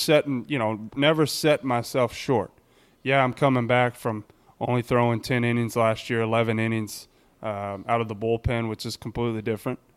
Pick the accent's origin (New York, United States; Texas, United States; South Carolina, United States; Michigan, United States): Texas, United States; in my home state